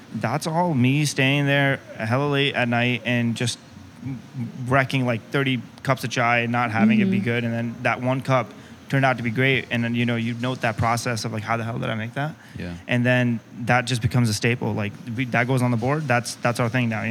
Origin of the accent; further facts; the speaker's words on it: United States; to be a Pakistani American, raised here